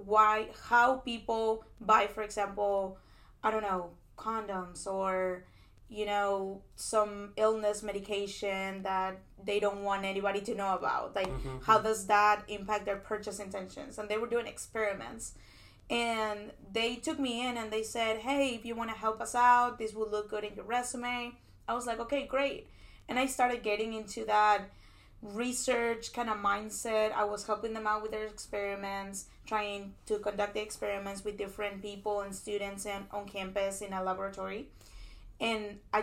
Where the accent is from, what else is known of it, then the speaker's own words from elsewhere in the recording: Peru; moved away as an adult; now in United States; I am an international student. I come from Peru. And I actually was born and raised in Peru. I finished high school over there. And I decided to come to the States for undergrad